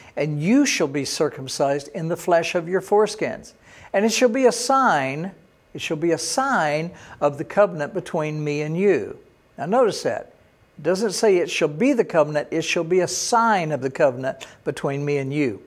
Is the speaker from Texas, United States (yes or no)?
yes; Texas, United States; I was born in Texas